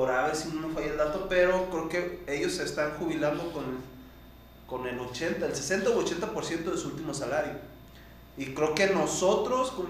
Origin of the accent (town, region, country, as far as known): Mexico